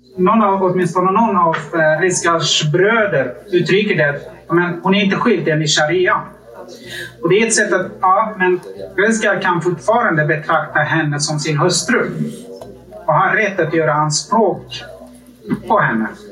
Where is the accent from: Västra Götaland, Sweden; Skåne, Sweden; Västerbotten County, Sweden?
Västerbotten County, Sweden; Umeå; min hemstad Umeå